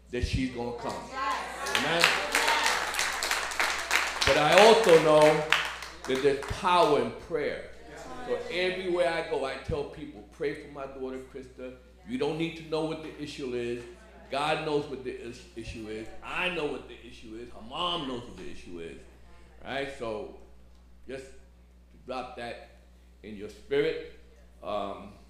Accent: New York City, New York, United States; now in Staten Island, United States; I'm a Brooklyn boy. Born and raised in Brooklyn.

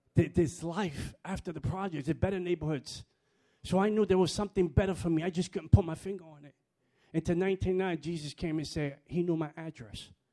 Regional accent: New York City, New York, United States; moved away; I grew up in the Bronx

